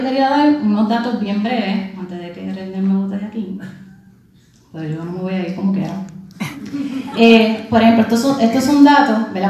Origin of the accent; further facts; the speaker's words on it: Puerto Rico; Siendo puertorriqueña